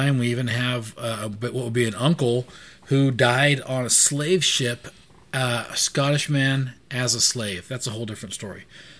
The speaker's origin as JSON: {"language": "English", "region": "California", "country": "United States", "tie": "born or raised there", "said": "All my family came from Mexico, or since I grew up in California"}